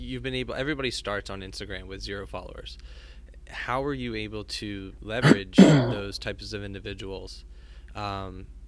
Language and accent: English; Philadelphia, Pennsylvania, United States; I'm from the Northeast Philly area